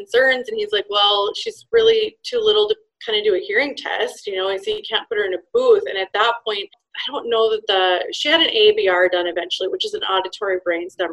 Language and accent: English; Minnesota, United States; I am from Minnesota